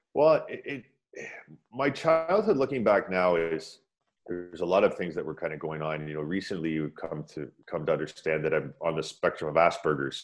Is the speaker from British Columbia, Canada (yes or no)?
no; Pickering, Ontario, Canada; also born or lived in Scarborough / Toronto; I was born in Scarborough, and uh, they moved out to Pickering